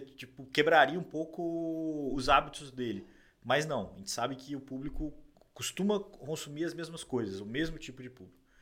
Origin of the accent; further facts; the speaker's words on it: Juiz de Fora, Minas Gerais, Brazil; moved away as an adult; now in São Paulo, Brazil; Eu já não voltei para Juiz de Fora, que é minha cidade natal